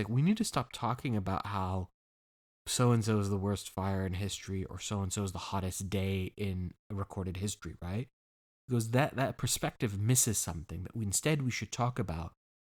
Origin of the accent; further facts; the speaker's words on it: California, United States; I grew up in California, and in my lifetime, in my childhood, there was only one major fire.